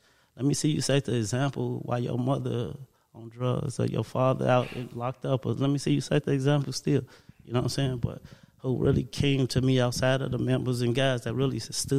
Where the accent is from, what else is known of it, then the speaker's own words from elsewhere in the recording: Gary, Indiana, United States; I come from Gary, Indiana